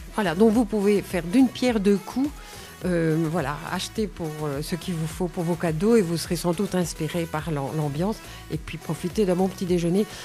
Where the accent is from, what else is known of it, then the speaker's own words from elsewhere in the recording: Nivelles, Wallonia, Belgium; also born or lived in Bornival; je suis nivelloise depuis toujours. Euh, j'habite Bornival depuis 40 ans.